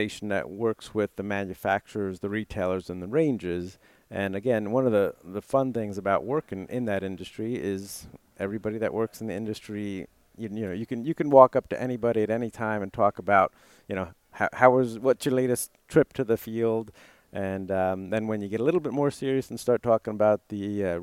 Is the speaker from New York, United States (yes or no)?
yes; Putnam County, New York, United States; I grew up in Putnam County, New York, about 40 miles north of New York City